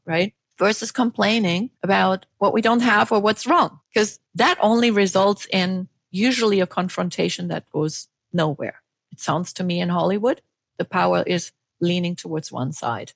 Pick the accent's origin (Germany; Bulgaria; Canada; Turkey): Germany; now in United States; I was born in Germany, and when I came to the United States, worked for international organizations